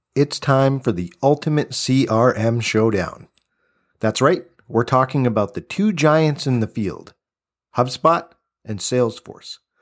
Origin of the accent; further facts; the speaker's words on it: Cambridge, Massachusetts, United States; When you say Cambridge, we're talking about my hometown, Massachusetts